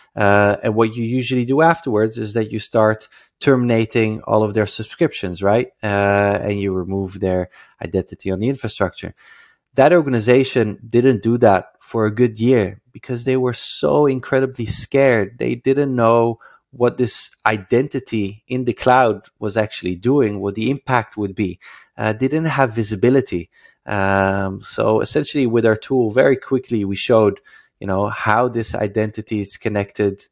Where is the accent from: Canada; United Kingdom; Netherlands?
Netherlands; moved away as an adult; now in Israel; I come from the Netherlands